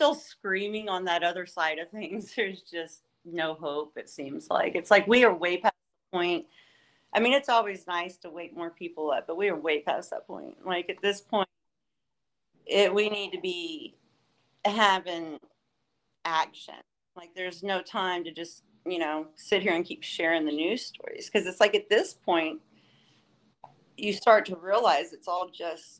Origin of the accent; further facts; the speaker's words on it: Southeast Texas, United States; I am not from here. I'm here visiting. So I am actually from Southeast Texas